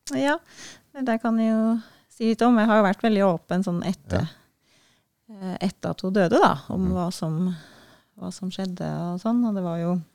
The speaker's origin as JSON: {"language": "Norwegian", "area": "Gudbrandsdalen", "region": "Innlandet", "country": "Norway", "moved": "yes", "said": "Gudbrandsdalen, der jeg er fra"}